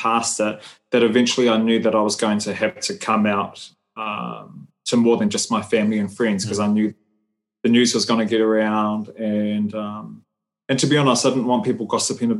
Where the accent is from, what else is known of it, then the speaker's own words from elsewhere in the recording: New Zealand; I'm Samoan. I was born and raised in New Zealand